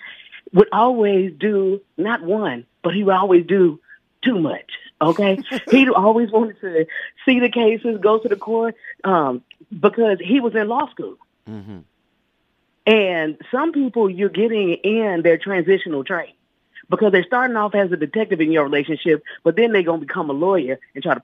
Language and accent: English; Texas, United States; now in Los Angeles, United States; I live in L.A. now. But, of course, I'm from Tejas